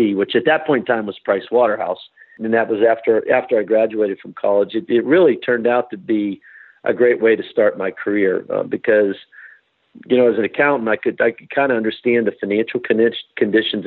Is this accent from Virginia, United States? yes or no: no; Pittsburgh, Pennsylvania, United States; now in Denver, United States; I grew up in Pittsburgh, Pennsylvania